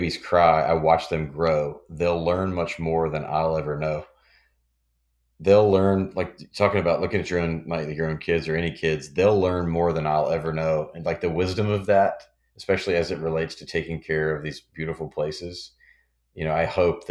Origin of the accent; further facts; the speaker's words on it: Memphis, Tennessee, United States; Memphis, which is my hometown